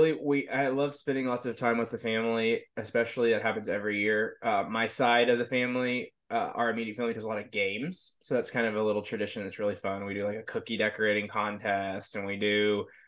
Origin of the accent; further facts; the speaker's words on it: Smiley, Texas, United States; moved away; we head to my hometown, Smiley, to celebrate with my family